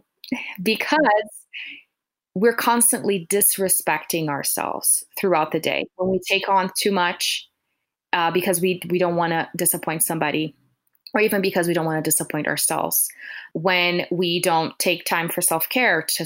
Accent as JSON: {"language": "English", "country": "Brazil", "said": "I'm from Brazil, so that has been my background"}